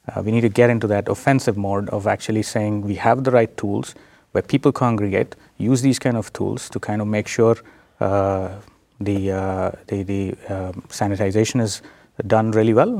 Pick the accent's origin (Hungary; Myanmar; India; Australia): India; moved away as an adult; also born or lived in South Dakota, United States; now in United States; I'm, uh, originally from India. I was born in India. I did my, uh, bachelor's, uh, in India and then moved to the United States.